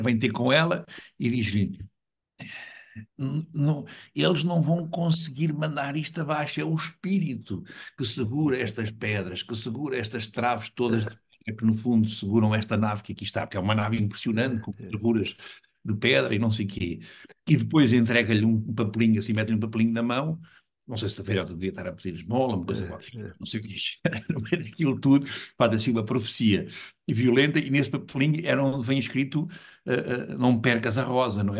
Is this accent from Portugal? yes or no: yes; Lisbon, Portugal; moved away; que eu era lisboeta, e sou lisboeta, agora não vivo em Lisboa já há muitos anos, mas sou lisboeta